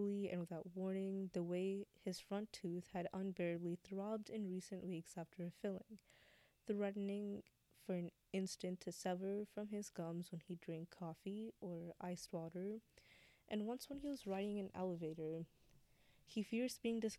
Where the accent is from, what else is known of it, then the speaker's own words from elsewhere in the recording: United States; we are American, we still experience things a lot differently than, like, other Americans do because of our, you know, background